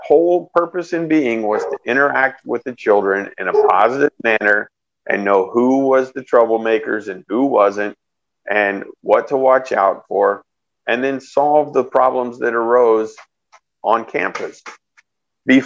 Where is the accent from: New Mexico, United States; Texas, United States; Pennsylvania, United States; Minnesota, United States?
Texas, United States; Austin; moved away; also born or lived in San Antonio, Texas / California; I grew up mostly around Austin